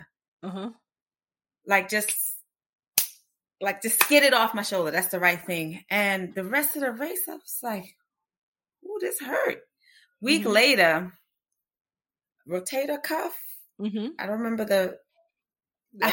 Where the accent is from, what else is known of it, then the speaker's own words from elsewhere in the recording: New York, United States; now in Austin, United States; I grew up in New York